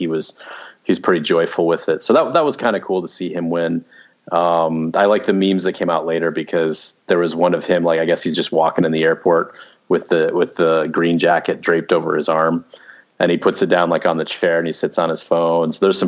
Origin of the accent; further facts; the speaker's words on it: Scottsdale, Arizona, United States; Because Scottsdale's a hotbed of golfers, but, you know, we didn't have a ton of money growing up, so I wasn't golfing every weekend, so.